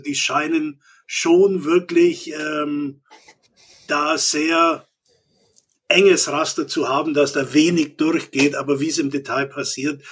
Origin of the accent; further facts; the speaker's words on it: Augsburg, Bavaria, Germany; als Augsburger mit einer Stuttgarter Frau